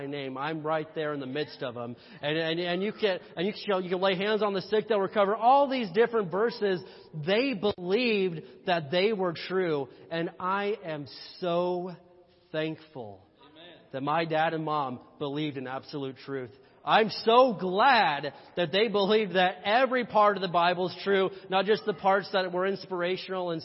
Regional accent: Indiana, United States; I'm from Indiana

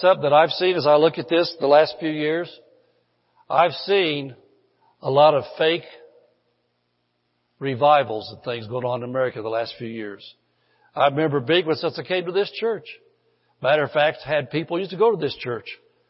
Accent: the Bible Belt, United States; now in California, United States; when I came from the Bible Belt to California, I'm a Californian now, so I can talk about California because I am one now.

